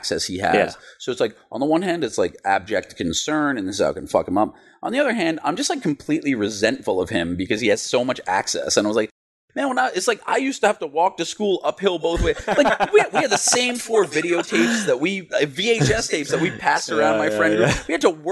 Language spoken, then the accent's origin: English; New York City, New York, United States; when I was a kid growing up in Queens